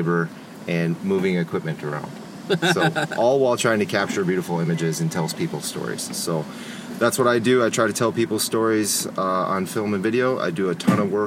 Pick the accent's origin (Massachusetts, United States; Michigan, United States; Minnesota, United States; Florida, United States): Minnesota, United States; moved away as an adult; now in Phoenix, United States; I'm originally from Minnesota. I graduated high school in 2000. Came out to Arizona State University.